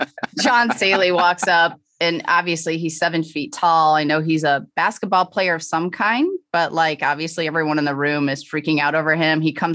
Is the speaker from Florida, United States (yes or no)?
no; St. Louis, Missouri, United States; Yes, okay. I am from St. Louis and did some work with the Cardinals.